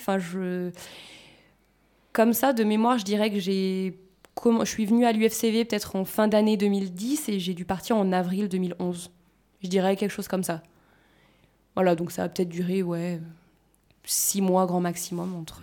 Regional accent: France

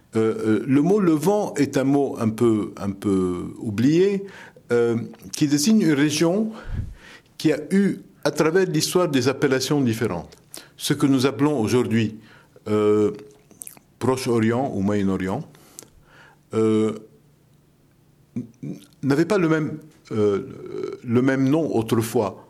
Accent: Lebanon; French is a second language; now in France; dans ma jeunesse au Liban

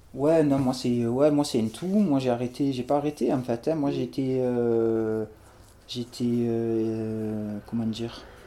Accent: Marseille, Provence-Alpes-Côte d'Azur, France; j'ai grandi à La Rose

